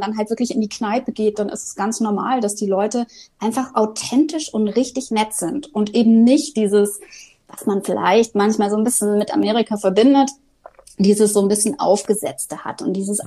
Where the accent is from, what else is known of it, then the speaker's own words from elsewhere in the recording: Germany; als Deutsche